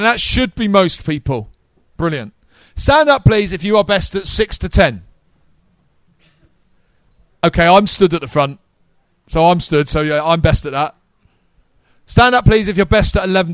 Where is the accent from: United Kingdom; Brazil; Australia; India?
United Kingdom; we're not American